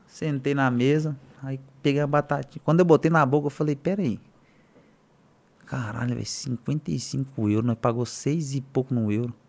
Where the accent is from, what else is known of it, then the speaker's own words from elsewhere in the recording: Goiânia, Goiás, Brazil; Eu falei, Goiânia